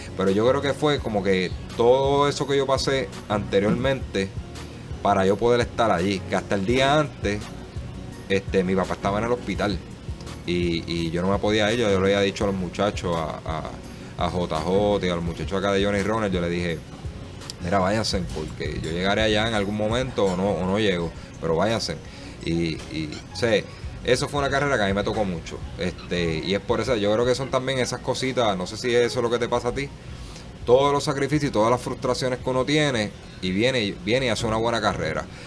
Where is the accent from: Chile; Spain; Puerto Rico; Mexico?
Puerto Rico